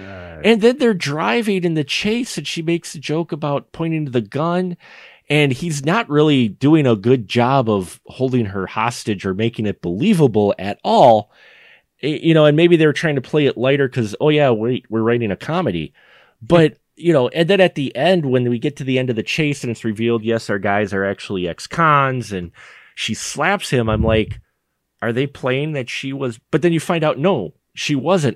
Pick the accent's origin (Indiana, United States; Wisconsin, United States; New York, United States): Wisconsin, United States; Milwaukee; I'm in the s, middle of Wisconsin, and I'm from Milwaukee